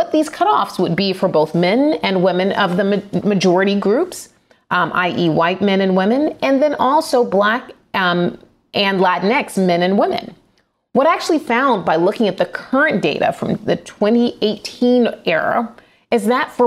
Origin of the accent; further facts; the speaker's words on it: Atlanta, Georgia, United States; my hometown of Atlanta, Georgia